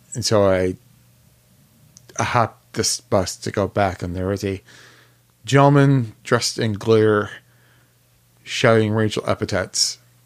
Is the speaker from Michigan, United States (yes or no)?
yes; Detroit, Michigan, United States; I've lived in Detroit all my life, I know where to go, where not to go.